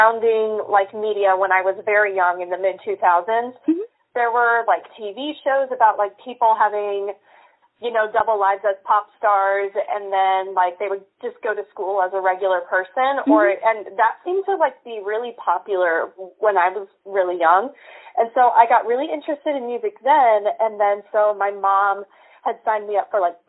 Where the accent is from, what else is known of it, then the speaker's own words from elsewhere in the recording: Memphis, Tennessee, United States; moved away as an adult; also born or lived in Arizona; now in Nashville, United States; I moved back to my hometown in Memphis